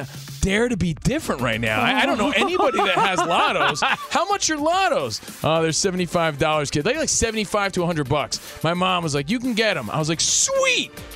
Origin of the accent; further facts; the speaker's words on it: Union, New Jersey, United States; I'm from Union, New Jersey.